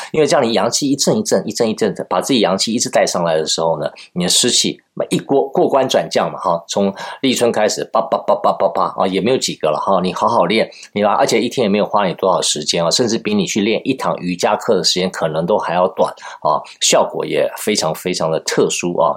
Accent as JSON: {"language": "Chinese", "country": "Taiwan", "said": "我是台湾人嘛"}